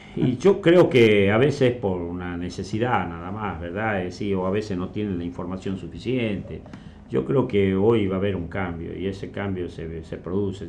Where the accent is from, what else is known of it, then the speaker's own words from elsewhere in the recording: Tucumán, Argentina; yo soy tucumano y amo mi provincia